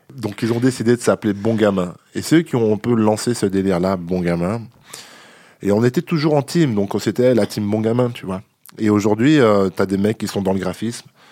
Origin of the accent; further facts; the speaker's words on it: La Roche-sur-Yon, Pays de la Loire, France; moved away as an adult; now in Paris, France; je viens de Vendée.